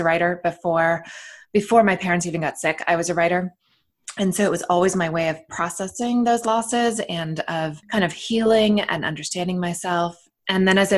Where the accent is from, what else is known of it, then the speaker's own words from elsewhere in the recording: United States; I am American, raised here in the States